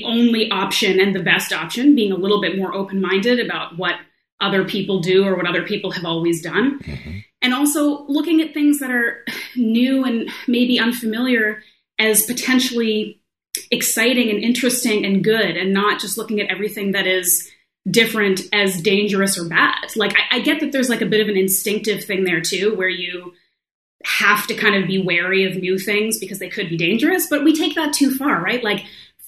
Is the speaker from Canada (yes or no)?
yes; Canada; I grew up in Canada